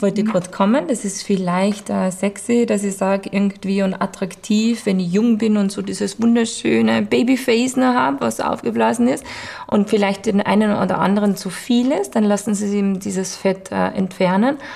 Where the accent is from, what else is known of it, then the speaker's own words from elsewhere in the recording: Vienna, Austria; bei uns in Wien